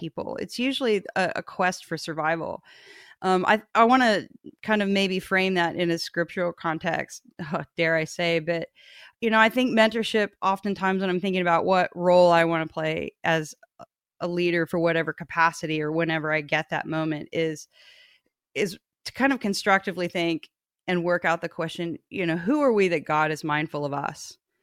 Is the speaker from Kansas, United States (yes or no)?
yes; Kansas, United States; I grew up in Kansas